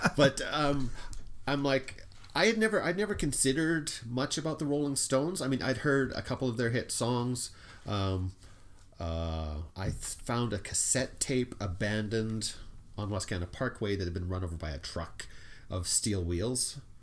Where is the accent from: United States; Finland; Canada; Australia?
Canada; we're Canadian